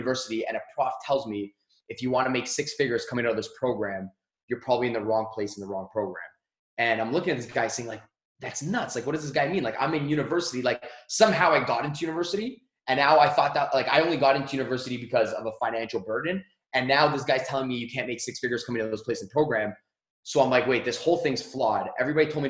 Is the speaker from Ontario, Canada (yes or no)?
yes; Mississauga, Ontario, Canada; I grew up in Canada, and I grew up in a small city called Mississauga